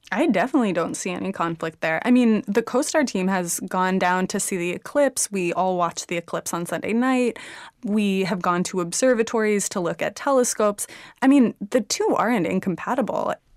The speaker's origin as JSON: {"language": "English", "town": "Houston", "region": "Texas", "country": "United States", "tie": "born or raised there", "said": "I was born in Houston"}